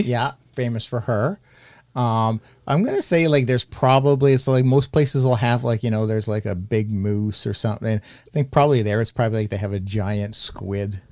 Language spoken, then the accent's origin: English; Canada; accent: Canadian